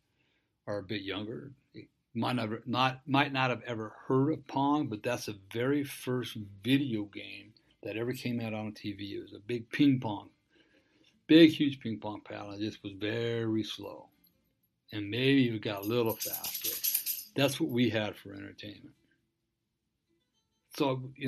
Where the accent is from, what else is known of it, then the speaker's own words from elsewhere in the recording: Dana Point, California, United States; I grew up in Dana Point. Moved there when I was 12, right after my father died.